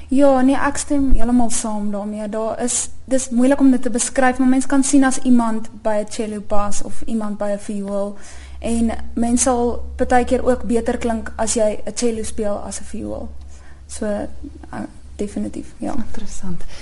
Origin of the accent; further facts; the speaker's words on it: Centurion, Gauteng, South Africa; ek is van Centurion